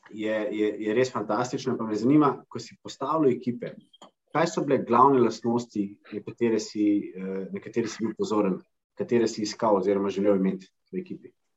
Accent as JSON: {"language": "Slovenian", "country": "Slovenia", "said": "smo Slovenci"}